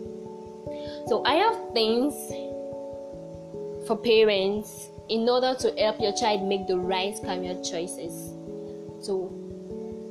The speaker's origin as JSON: {"language": "English", "area": "Oloibiri", "region": "Bayelsa", "country": "Nigeria", "tie": "born or raised there", "said": "I come from Olubi, the community that first discovered oil in Nigeria"}